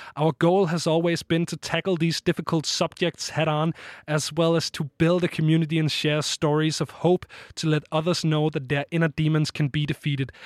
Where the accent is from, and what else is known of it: Denmark